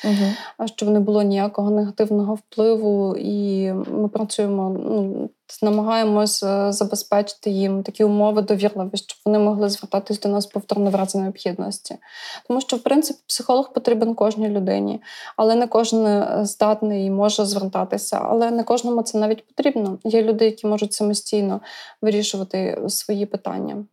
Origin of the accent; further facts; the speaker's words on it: Brody, Lviv Oblast, Ukraine; moved away as an adult; now in Kyiv, Ukraine; я народилася у Львівській області, місто Броди. Навчалася у Львівському державному університеті безпеки життєдіяльності